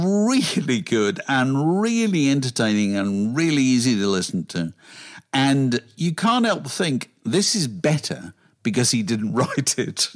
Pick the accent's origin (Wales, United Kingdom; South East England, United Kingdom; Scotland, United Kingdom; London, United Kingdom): South East England, United Kingdom; Virginia Water; which is quite remarkable when you consider that I grew up in Virginia Water and I've gone to college goldsmiths.